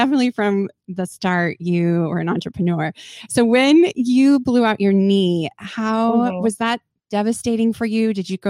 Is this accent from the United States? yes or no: yes; Southern California, United States; that was me growing up in my poor neighborhood. So I grew up in Southern California